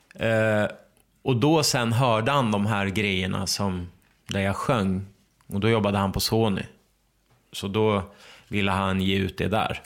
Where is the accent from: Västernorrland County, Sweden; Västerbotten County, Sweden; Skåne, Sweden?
Västernorrland County, Sweden; Ramsele; also born or lived in Örnsköldsvik; vi flyttade från Ramsele när jag gick i åttan